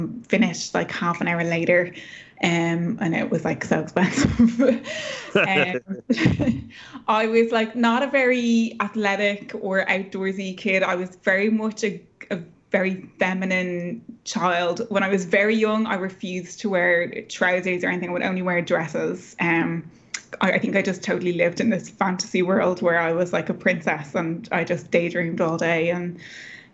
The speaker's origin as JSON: {"language": "English", "town": "Dublin", "region": "Leinster", "country": "Ireland", "tie": "born or raised there", "also_born_or_lived": "rural Ireland", "said": "So I grew up in Dublin, but we moved as a family out to the countryside when I was about 11 or 12 years old, into a really remote part of the Irish countryside."}